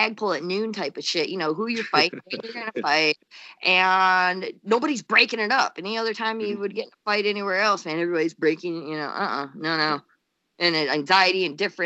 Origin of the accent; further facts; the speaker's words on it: Holly, Michigan, United States; now in Northern Michigan, United States; I'm originally from the Flint area, you know? Okay. Yeah, a little bit south of Flint, in a little town called Holly